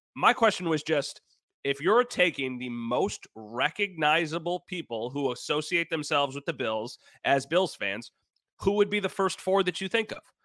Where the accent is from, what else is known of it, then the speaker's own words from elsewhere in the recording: Wheatfield, New York, United States; now in Grand Island, United States; I'm from Wheatfield, so a very different, you know, place to grow up